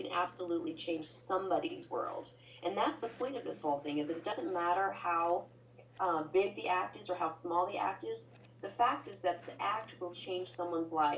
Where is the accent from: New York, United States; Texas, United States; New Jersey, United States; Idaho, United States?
Idaho, United States; Boise; I'm from Boise, Idaho, and there's hardly ever traffic here